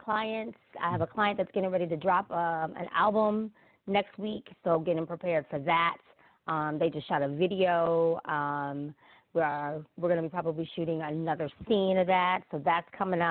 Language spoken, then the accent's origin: English; New York, United States; now in North Carolina, United States; I'm from New York, right? So we have a completely different school system and setup kind of there.